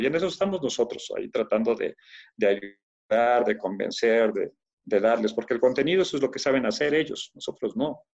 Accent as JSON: {"language": "Spanish", "town": "Torreón", "region": "Coahuila", "country": "Mexico", "tie": "born or raised there", "moved": "yes", "lives_now": "Mexico City, Mexico", "said": "nací en Torreón, Coahuila. Entonces eh, crecí en la, en la redacción de un periódico porque mi padre trabajaba eh, en, un periódico de Torreón"}